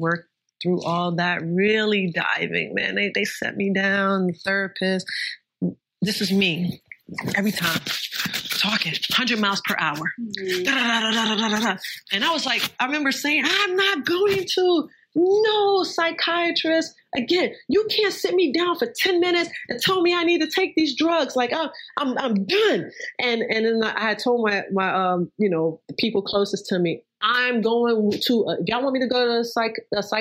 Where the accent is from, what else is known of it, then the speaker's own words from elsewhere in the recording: New York, United States; I'm from New York